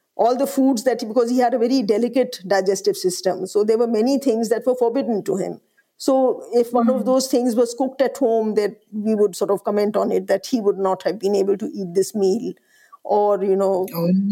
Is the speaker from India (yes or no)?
yes; Allahabad, Uttar Pradesh, India; I grew up in the Hindi heartland. I grew up in Allahabad